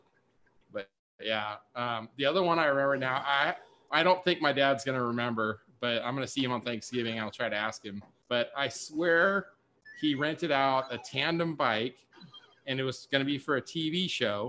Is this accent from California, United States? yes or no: yes; Burbank, California, United States; I grew up in Burbank in Southern California, kind of near the studios